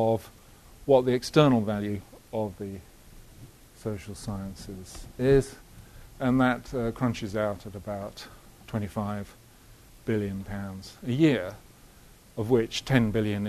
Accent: Halifax, Yorkshire and the Humber, United Kingdom; I was born in Halifax

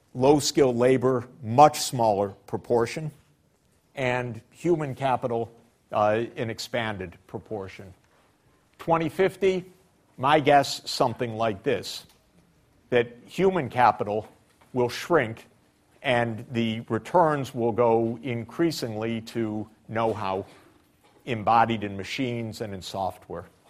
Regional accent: Detroit, Michigan, United States; I grew up in Detroit

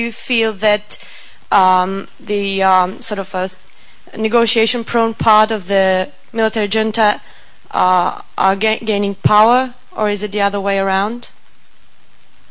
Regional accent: Croatia; I'm from Croatia.

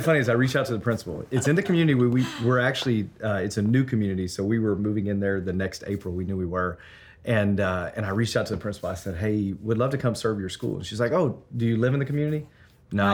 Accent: Memphis, Tennessee, United States; moved away as an adult; now in Denver, United States; I'm from Memphis, Tennessee originally.

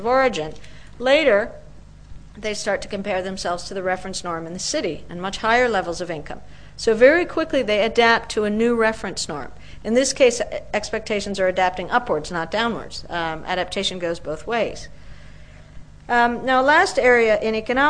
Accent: Peru; now in Washington, United States; I'm from Peru.

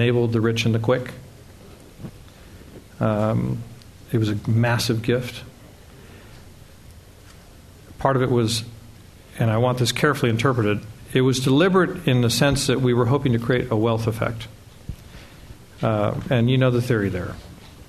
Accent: United States

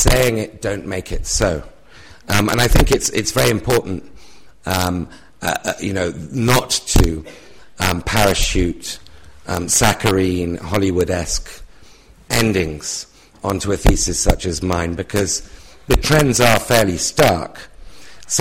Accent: United Kingdom; my accent is a foreign accent

